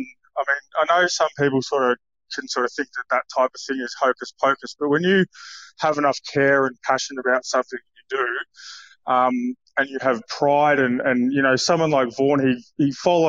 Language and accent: English; Warrnambool, Victoria, Australia; I'll tell you about when I grew up in Warrnambool. So I went to a public school down there